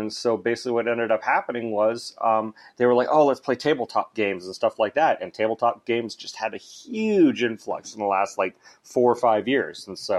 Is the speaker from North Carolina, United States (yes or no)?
no; Anchorage, Alaska, United States; also born or lived in Canada / United Kingdom / Sweden; I'm originally from Anchorage, Alaska.